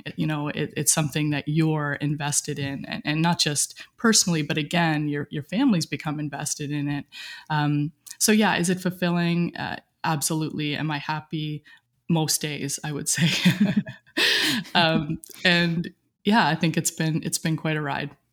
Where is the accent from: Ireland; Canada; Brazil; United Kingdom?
Canada; Cape Breton, Nova Scotia; moved away as an adult; Grew up in a small, uh, rural town. I can't even call it a town, maybe a village in, uh, Cape Breton, Nova Scotia, right on the ocean